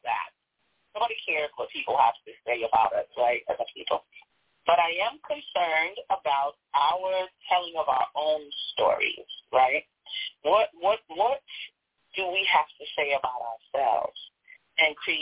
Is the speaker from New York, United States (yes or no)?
yes; New York, United States; accent: New York; now in Chicago, United States; I'm from New York. You can hear the accent, right